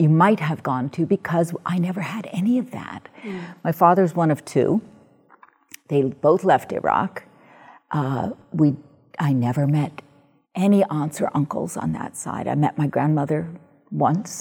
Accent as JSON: {"language": "English", "town": "New York City", "region": "New York", "country": "United States", "tie": "born or raised there"}